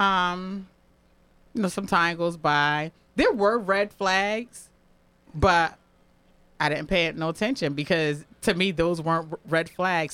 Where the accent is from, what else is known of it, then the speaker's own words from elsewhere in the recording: New Haven, Connecticut, United States; I'm born and raised in New Haven.